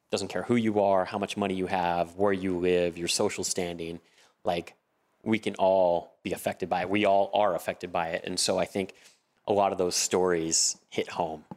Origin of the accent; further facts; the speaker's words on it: Southern California, United States; I'm born and raised in Southern California